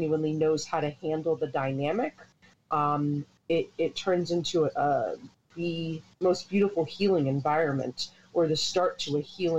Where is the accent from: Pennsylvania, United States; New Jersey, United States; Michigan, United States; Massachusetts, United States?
New Jersey, United States; Hightstown; also born or lived in East Windsor; From central New Jersey, born and raised in Hightstown.